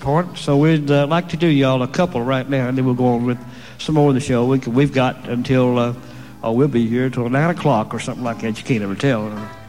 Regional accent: Kingsport, Tennessee, United States; moved away; I'm from Kingsport, Tennessee

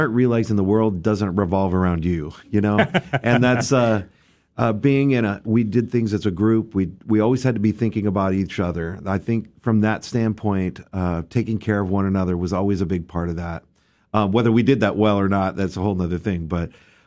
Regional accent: Grand Prairie, Texas, United States; I grew up right here in Grand Prairie, Texas, right down the road here.

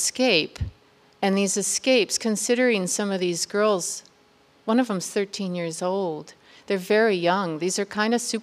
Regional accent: United States; as an American

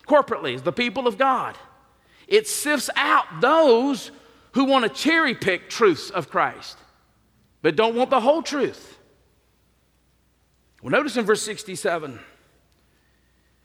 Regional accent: the South, United States; I'm from the South

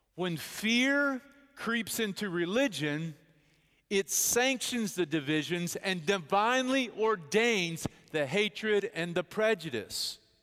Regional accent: Bedford, Texas, United States; I grew up in Bedford, Texas, the cultural hotspot of the universe

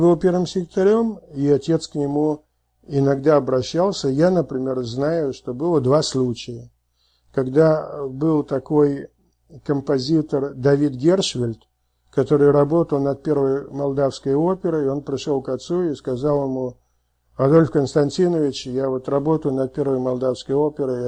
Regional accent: Saratov, Saratov Oblast, Russia; moved away; я родился в Саратове

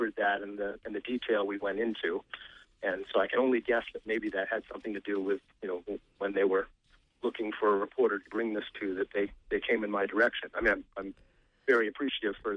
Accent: Maine, United States; growing up in Maine

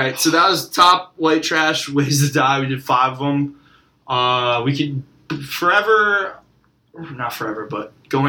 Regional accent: Fairfield County, Connecticut, United States; also born or lived in Long Island; we're from Fairfield County.

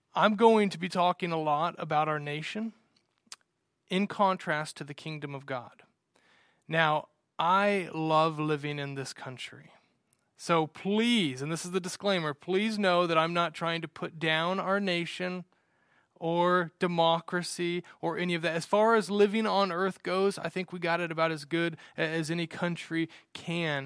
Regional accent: United States; I love being an American and living in America

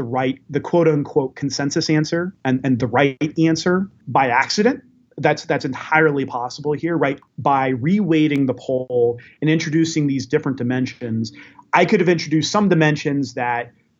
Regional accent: United States; But I'm an American who followed the election closely and I always vote.

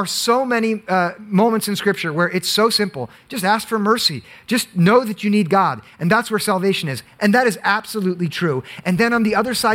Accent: Monmouth County, New Jersey, United States; now in Summit, United States; I grew up in Monmouth County, which is so affluent

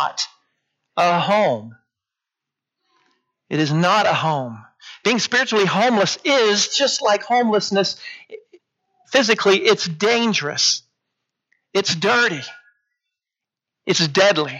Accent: Port Isabel, Amarillo, Texas, United States; When I was in fifth grade, we moved from Port Isabel, Texas up to Amarillo.

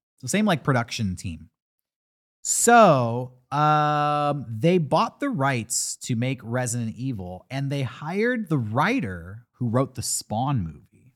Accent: United States; as an American, A child growing up in America

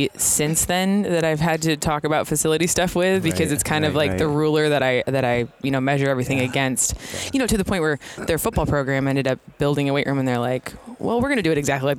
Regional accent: Western Massachusetts, United States; moved away as an adult; also born or lived in Kansas / Florida; Yeah, I went to Springfield College. I'm from Western Mass.

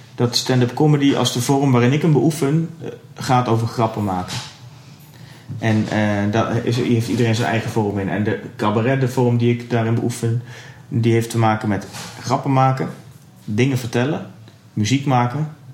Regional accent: Twente, Overijssel, Netherlands; En ik kom dus uit Twente

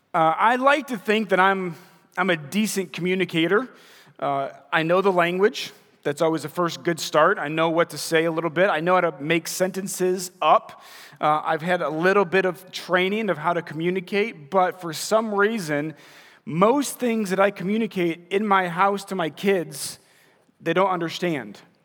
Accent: Munster, Indiana, United States; also born or lived in Crown Point, Indiana / Wisconsin; moved to Munster and graduated from Munster High School

